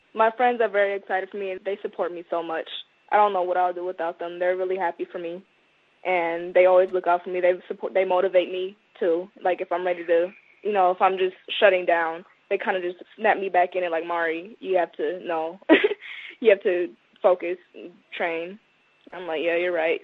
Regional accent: Minnesota, United States; My whole life. I was born here

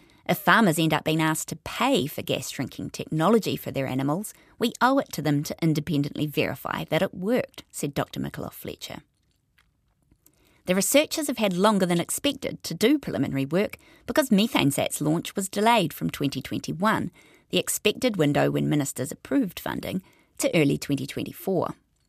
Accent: East Coast, Gisborne, New Zealand; when I was growing up on the East Coast

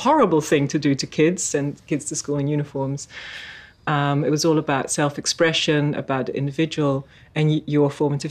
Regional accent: Netherlands; now in Waiheke Island, New Zealand; I grew up in Holland, which is probably one of the most liberal societies in the 70s and 80s.

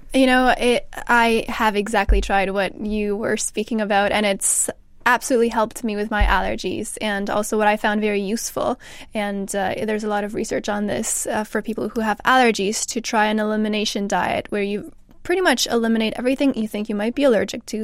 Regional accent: Canada; now in England; so I'm from Canada

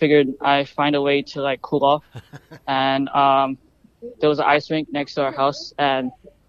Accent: China; now in New Zealand; I was born in China.

